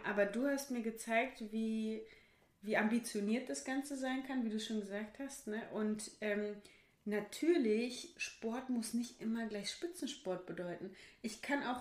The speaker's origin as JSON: {"language": "German", "town": "Bochum", "region": "North Rhine-Westphalia", "country": "Germany", "said": "bei uns in Wattenscheid"}